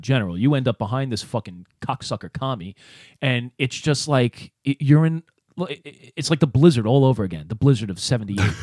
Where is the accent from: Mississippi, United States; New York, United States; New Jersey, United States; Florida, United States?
New York, United States; New York City; my neighborhood growing up in Brooklyn